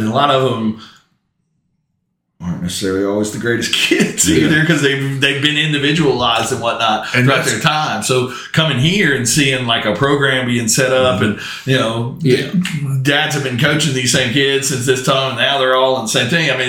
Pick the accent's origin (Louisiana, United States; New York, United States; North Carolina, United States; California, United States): Louisiana, United States; New Orleans; moved away; I grew up in a big city. I grew up in New Orleans.